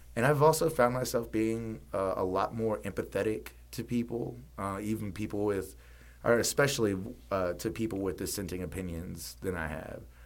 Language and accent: English; Mississippi, United States; now in New Orleans, United States; growing up in Mississippi